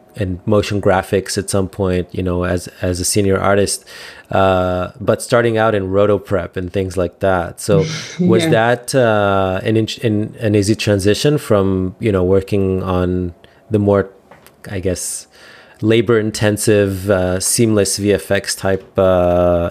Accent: Israel; I'm from Israel

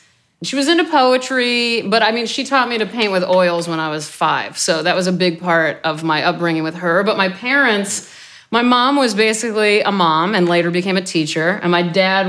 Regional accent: Omaha, Nebraska, United States; I'm from Nebraska

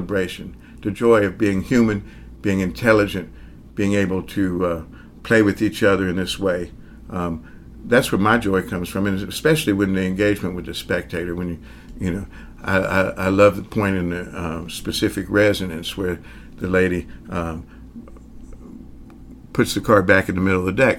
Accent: the South, United States; accent: Southern; I grew up in the South

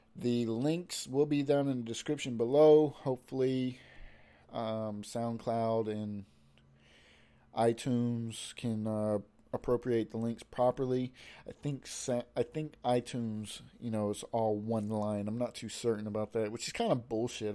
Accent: United States; I was born and raised here in America

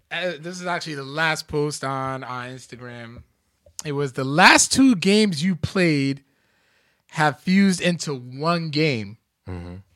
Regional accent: Louisiana, United States; I'm from Louisiana, and 337 is my area code.

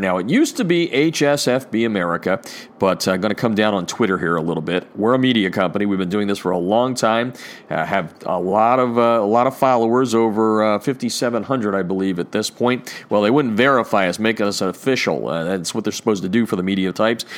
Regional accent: Easton, Pennsylvania, United States; my hometown, uh, the Easton Red Rovers

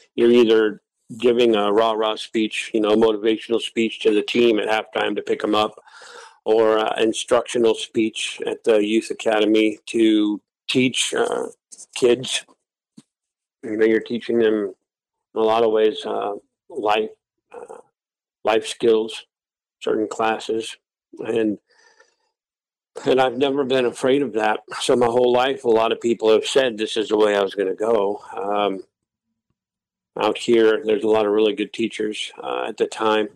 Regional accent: Wasilla, Alaska, United States; also born or lived in Anchorage, Alaska / Ellendale, North Dakota; I was born in Anchorage. And I moved to Wasilla when I was nine years old and I've been here ever since. So I was raised in the valley, uh, lifelong Alaskan.

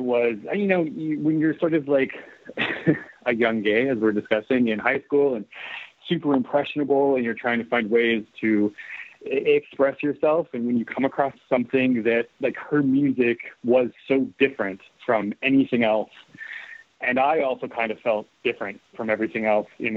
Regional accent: Canadian Prairies, Canada; I grew up in the Canadian prairies

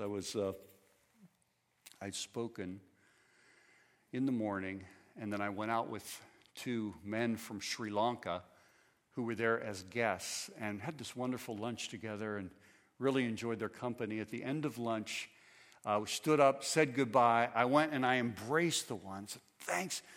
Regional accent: United States; I am an American

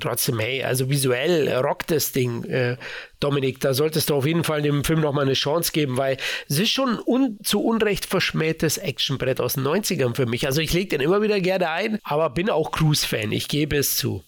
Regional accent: Bavaria, Germany; born or raised there

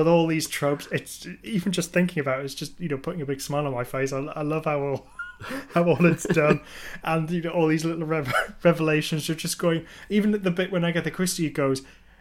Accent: England, United Kingdom; being English

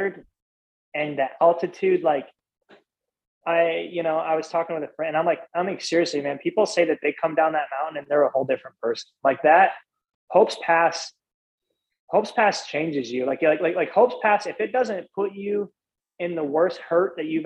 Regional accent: Midwest, United States; I'm from the cornfields

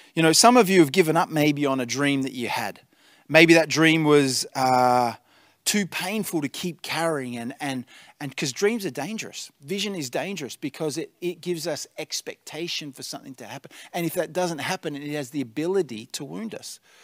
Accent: Tatura, Victoria, Australia; now in Albury-Wodonga, Australia; I grew up in the Golden Valley, uh, in Tatura

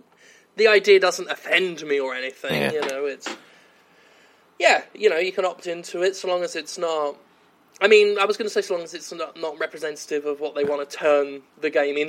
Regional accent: United Kingdom; being British

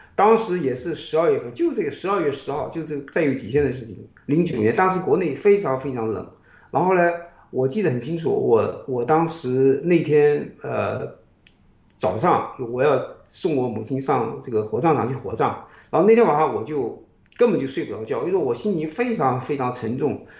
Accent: China; moved away as an adult; now in United States; 这一代人， 我们在国内等于是听美国之音长大的

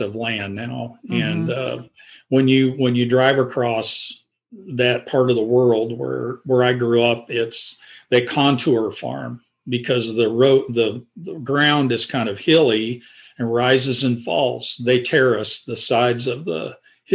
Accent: Independence, Missouri, United States; also born or lived in Oelwein, Iowa; I was in grade school when we migrated to the city. My mom and dad sold their farm, and we moved to Independence, Missouri

